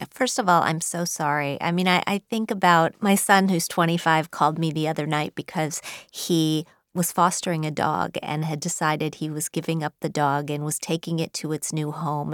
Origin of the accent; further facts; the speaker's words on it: Wheeling, West Virginia, United States; I grew up in Wheeling, West Virginia